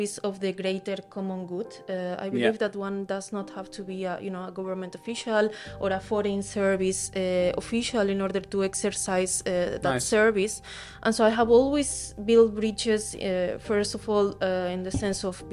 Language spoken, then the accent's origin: English; Spain; I am from Spain